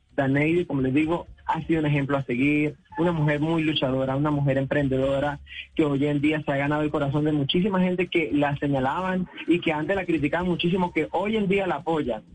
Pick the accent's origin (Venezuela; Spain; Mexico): Venezuela; now in Colombia; nosotros realmente somos venezolanos